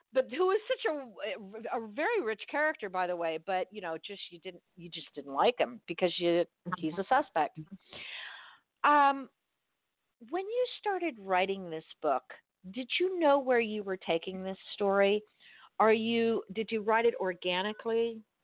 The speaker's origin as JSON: {"language": "English", "town": "Miami", "region": "Florida", "country": "United States", "tie": "born or raised there", "said": "I grew up in Miami in South Dade"}